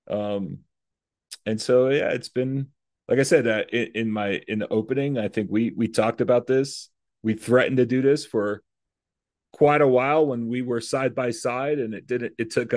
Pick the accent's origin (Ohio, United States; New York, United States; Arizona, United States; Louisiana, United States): New York, United States; the New York area, United States; growing up in the New York area